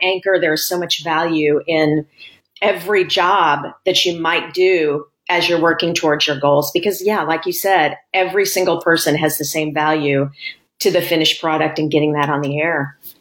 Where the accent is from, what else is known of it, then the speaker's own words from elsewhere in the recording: Springfield, Missouri, United States; moved away as an adult; also born or lived in Washington, D.C.; now in Louisville, United States; I'm from Springfield, Missouri, which is the southwest corner of Missouri